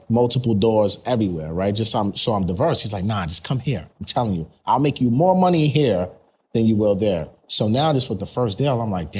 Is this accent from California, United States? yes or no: no; New York, United States; We're both from New York. We both live on Long Island now.